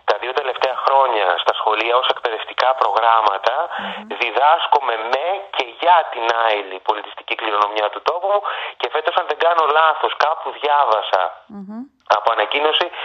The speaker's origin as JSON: {"language": "Greek", "area": "Lemnos", "region": "North Aegean", "country": "Greece", "tie": "born or raised there"}